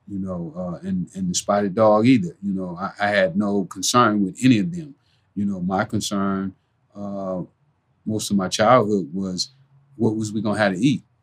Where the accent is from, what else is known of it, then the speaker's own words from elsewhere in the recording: Los Angeles, California, United States; growing up in South Central